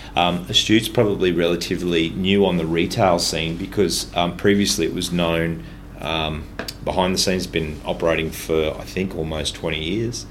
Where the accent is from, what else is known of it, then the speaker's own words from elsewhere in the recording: Ipswich, Queensland, Australia; I grew up mostly in Ipswich